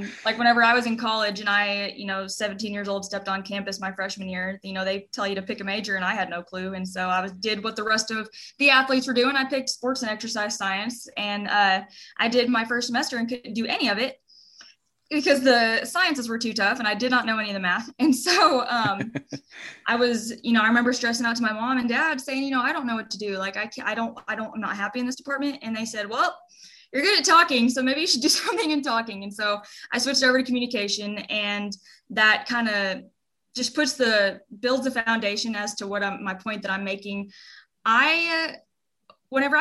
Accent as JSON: {"language": "English", "town": "Henrietta", "region": "Oklahoma", "country": "United States", "said": "I'm from Henrietta, Oklahoma"}